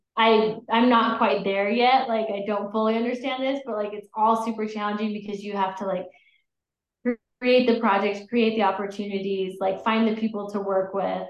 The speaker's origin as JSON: {"language": "English", "region": "Utah", "country": "United States", "tie": "born or raised there", "also_born_or_lived": "Colorado", "said": "I grew up in Utah mostly"}